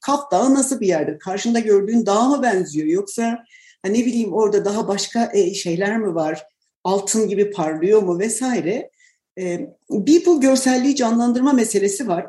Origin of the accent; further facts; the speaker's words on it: Tunceli Province, Turkey; ben Dersim'de doğdum ve e, çocukluğumda hakikaten bir dağ köyündeydik